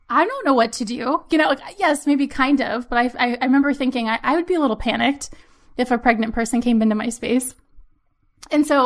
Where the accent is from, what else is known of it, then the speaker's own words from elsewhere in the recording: Maryland, United States; also born or lived in Pennsylvania; now in New England, United States; We're originally from Maryland and we moved from Pennsylvania.